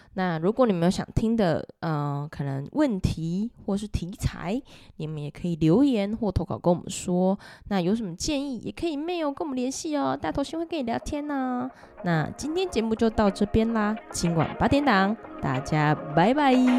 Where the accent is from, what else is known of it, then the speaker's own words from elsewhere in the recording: Taiwan; 我们都是台湾人